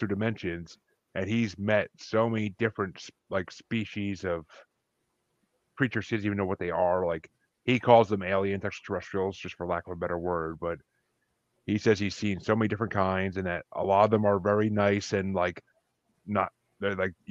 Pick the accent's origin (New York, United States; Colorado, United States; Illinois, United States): New York, United States; New Paltz; moved away; I grew up outside of Kingston in New Paltz, New York